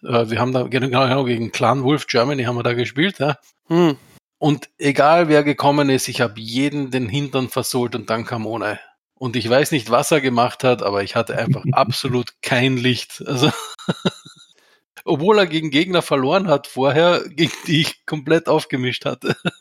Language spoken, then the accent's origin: German; Austria; wie man bei uns in Österreich sagt